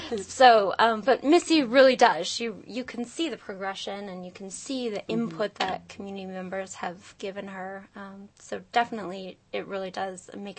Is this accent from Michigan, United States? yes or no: yes; Lansing, Michigan, United States; I grew up in Lansing, and I went to Heaven Dance School.